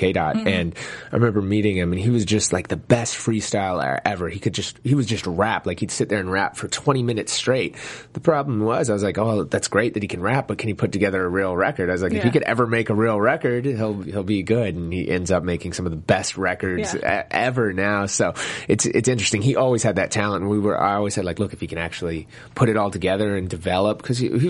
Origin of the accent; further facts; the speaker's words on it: St. Paul, Minnesota, United States; I grew up in Minnesota in St. Paul